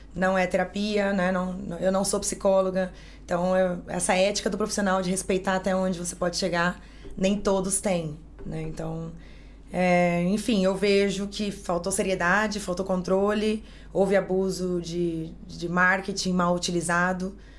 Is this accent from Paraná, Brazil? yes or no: yes; Maringá, Paraná, Brazil; moved away as an adult; now in Spain; eu sou de Maringá, no Paraná. Me mudei para Espanha há 18 anos